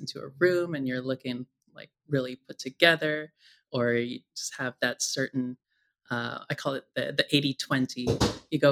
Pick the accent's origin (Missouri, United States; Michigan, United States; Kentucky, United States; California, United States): California, United States; San Francisco; as a trans woman, growing up in San Francisco